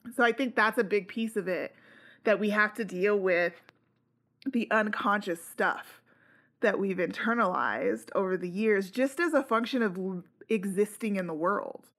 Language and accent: English; United States; I'm also an American Latino